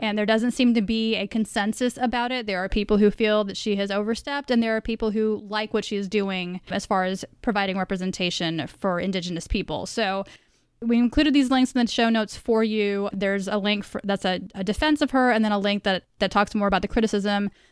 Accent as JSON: {"language": "English", "area": "Dallas-Fort Worth area", "region": "Texas", "country": "United States", "said": "we are all from the Dallas, Fort Worth area"}